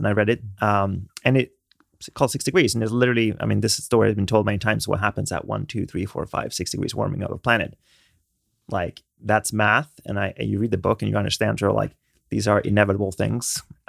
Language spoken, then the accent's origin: English; Sweden; moved away; I grew up in Sweden.